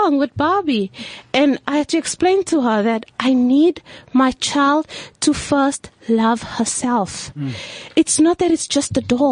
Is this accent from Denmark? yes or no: no; South Africa; I am a South African that is truly mixed